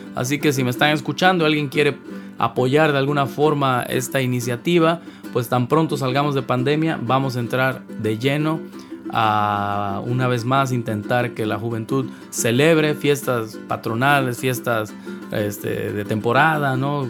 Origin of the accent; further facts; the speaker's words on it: Veracruz, Mexico; ando en la ciudad de Veracruz, ciudad puerto, el lugar que me vio nacer